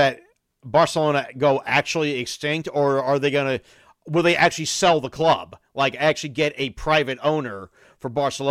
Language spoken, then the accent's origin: English; United States; I'm American.